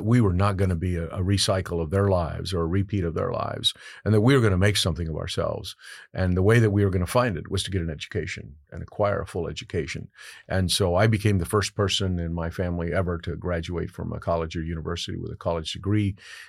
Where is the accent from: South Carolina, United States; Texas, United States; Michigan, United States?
Texas, United States; Carrizo Springs; born there; the journey itself began in the state of Texas, where I was born in Carrizo Springs, Texas. And I am the descendant of a migrant farm working family